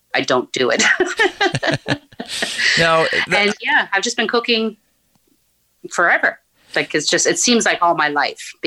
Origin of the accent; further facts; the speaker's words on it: Newfoundland and Labrador, Canada; moved away as an adult; also born or lived in Nain, Labrador; now in Ottawa, Canada; our family moved down to Northern Newfoundland, where I was until I graduated high school.